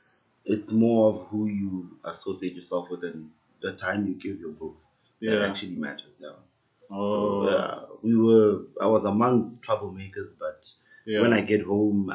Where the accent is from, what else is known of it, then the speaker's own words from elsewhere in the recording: Iketle, near Tzaneen, Limpopo, South Africa; moved away as an adult; also born or lived in Khabane, Limpopo; now in Pretoria, South Africa; I'm from Khabane, a small township in Bulawayo, Limpopo, just outside Tzaneen. But I grew up in a small village called Iketle.